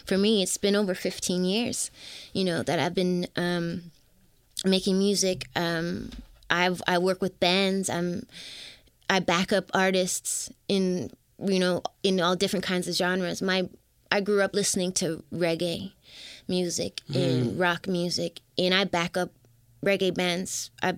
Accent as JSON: {"language": "English", "town": "Toronto", "region": "Ontario", "country": "Canada", "said": "I'm from Toronto."}